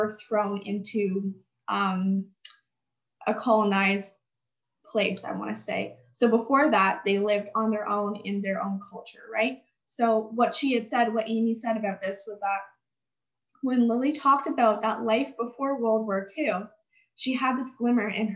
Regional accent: Canada; I live in the West, I come from Canada

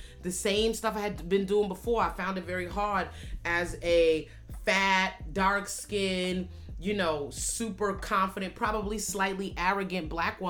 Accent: New York City, New York, United States; also born or lived in Bronx, New York; I came to the Bronx really as a result of gentrification in my hometown of Harlem.

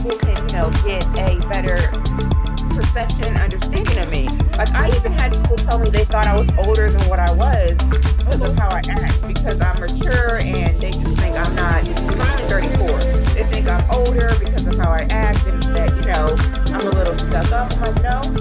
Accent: Pennsylvania, United States; now in Thomasville, Georgia, United States; I grew up in Pennsylvania, so that's why I do not have a southern accent.

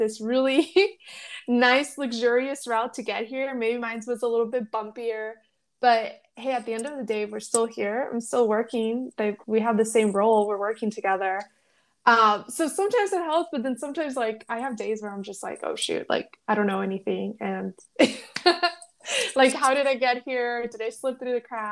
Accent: Los Angeles, California, United States; moved away; also born or lived in Mexico / Yuma, Arizona; I was born in Mexico. I grew up in Los Angeles, and then we moved to Arizona, and we moved to a small agricultural town, of Yuma, Arizona

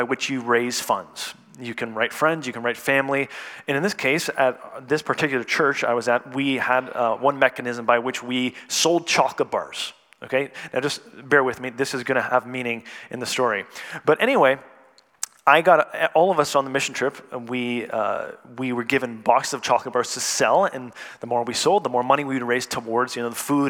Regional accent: Canada; moved away; I was born and raised in Canada

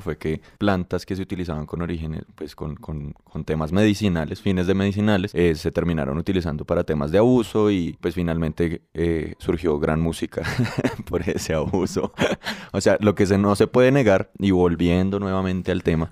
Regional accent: Colombia; nosotros que somos colombianos

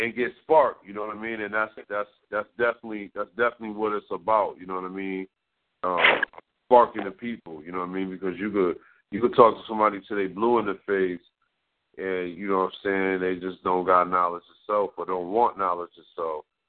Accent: Connecticut, United States; growing up in Connecticut

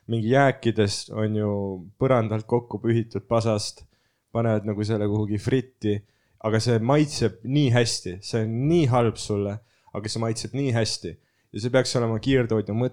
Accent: Märjamaa, Rapla County, Estonia; olen Märjamaalt

